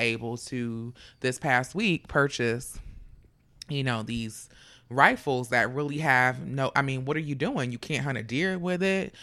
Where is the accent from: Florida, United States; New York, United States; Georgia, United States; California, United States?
Florida, United States; Fort Lauderdale; I'm from Fort Lauderdale